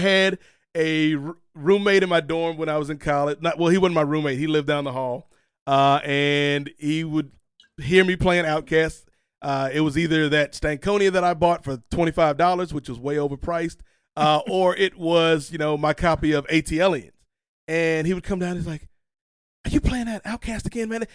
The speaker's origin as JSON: {"language": "English", "region": "Virginia", "country": "United States", "tie": "born or raised there", "said": "growing up in Virginia"}